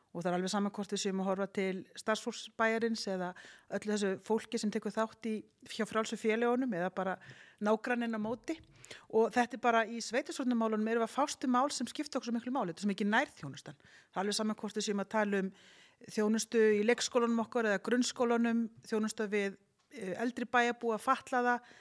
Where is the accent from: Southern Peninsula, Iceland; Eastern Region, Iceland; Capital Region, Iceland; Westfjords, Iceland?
Capital Region, Iceland; Garðabær; Ég er búin að alast upp í Garðabæ